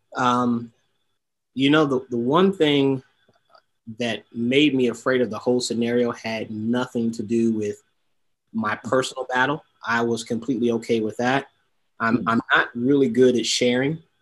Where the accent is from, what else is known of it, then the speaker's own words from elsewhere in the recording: Detroit, Michigan, United States; I'm originally from Detroit, Michigan